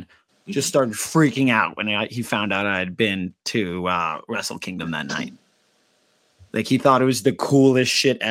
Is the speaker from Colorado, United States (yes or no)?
yes; Colorado, United States; I'm a skier from Colorado